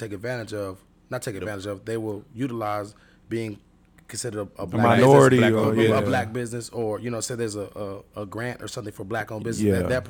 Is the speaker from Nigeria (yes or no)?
yes; Nigeria; Like, I'm Nigerian.